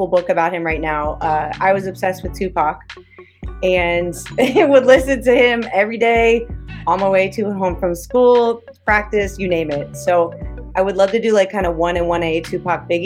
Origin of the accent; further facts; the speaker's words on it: Cincinnati, Ohio, United States; I grew up in Cincinnati